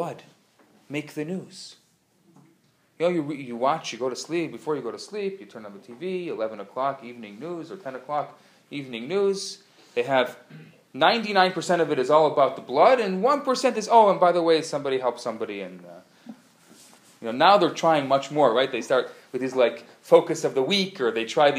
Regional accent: United States; I'm American

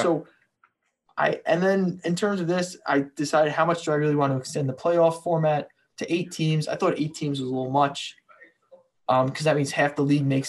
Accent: Tucson, Arizona, United States; I was born and raised in Tucson, Arizona.

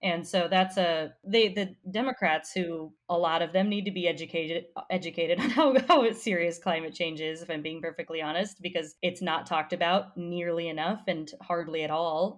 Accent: Colorado, United States; I'm I'm from Colorado

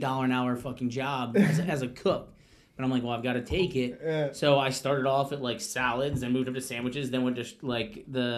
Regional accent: Baltimore, Maryland, United States; moved away as an adult; also born or lived in Miami, Florida; now in South Florida, United States; I'm originally from Baltimore, Maryland. I moved down when I was 18 to University of Miami

